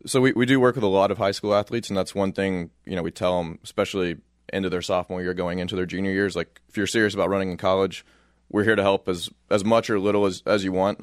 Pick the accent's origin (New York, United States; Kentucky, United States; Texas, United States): Kentucky, United States; Louisville; moved away as an adult; now in Flagstaff, United States; I grew up in Louisville, Kentucky